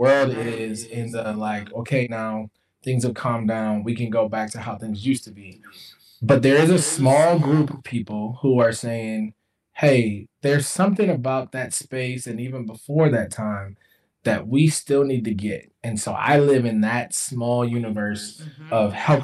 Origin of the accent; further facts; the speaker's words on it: Jackson, Mississippi, United States; moved away; also born or lived in Midwest; I was born in Jackson, Mississippi